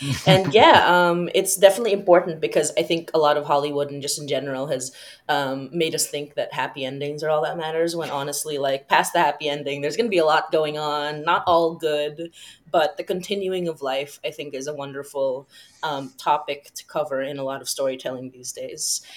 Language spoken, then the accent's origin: English; Philippines; I come from the Philippines, which is a Catholic